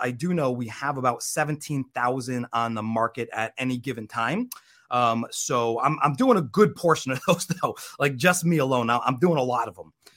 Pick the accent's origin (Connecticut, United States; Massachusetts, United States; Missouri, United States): Connecticut, United States; moved away as an adult; now in Florida, United States; I grew up in Connecticut actually. Um, so that's I'm from the Northeast